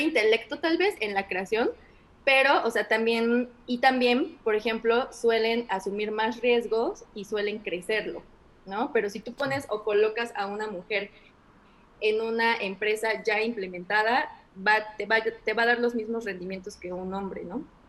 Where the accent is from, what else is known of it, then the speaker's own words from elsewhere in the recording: Orizaba, Veracruz, Mexico; moved away as an adult; also born or lived in Culiacán / Querétaro; en mi ciudad natal, en Orizaba